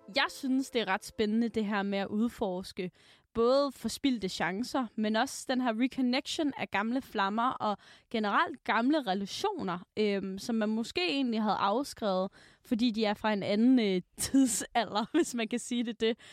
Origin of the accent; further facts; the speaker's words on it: Aalborg, North Denmark Region, Denmark; moved away; Så var jeg hjemme i Aalborg